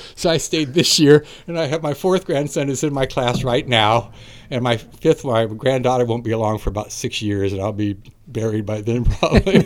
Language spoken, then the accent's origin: English; Napa, California, United States; I was born and raised in Napa, went through Napa schools